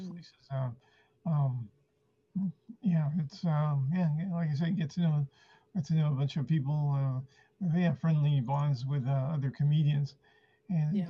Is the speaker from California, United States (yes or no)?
yes; San Francisco, California, United States; first language Spanish; English is a second language; also born or lived in Argentina; I, was six years old when our family came to uh, San Francisco